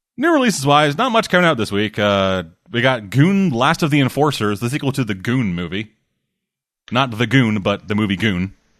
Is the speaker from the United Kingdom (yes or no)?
no; Canada; I'm Canadian